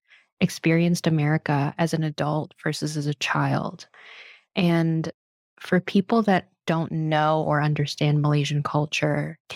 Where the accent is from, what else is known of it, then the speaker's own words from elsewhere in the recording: Los Angeles, California, United States; even though I grew up in Los Angeles.